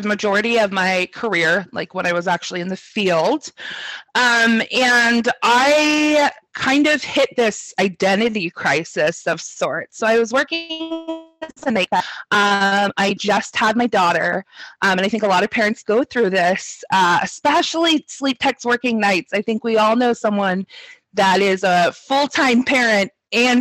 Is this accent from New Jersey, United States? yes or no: no; Sacramento, California, United States; I grew up in Sacramento, so I'm not too far from where I'm at now